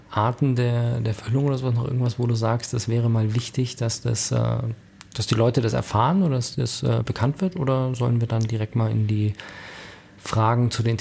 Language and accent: German; Germany; dass ich ja als Deutscher mit Migrationshintergrund zähle und man es mir nicht ansieht